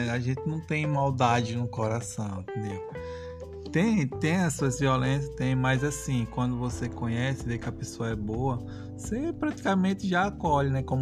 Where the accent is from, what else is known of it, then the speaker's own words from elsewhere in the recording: Northeast Region, Brazil; now in Espírito Santo, Brazil; É assim, a vida nordestina é essa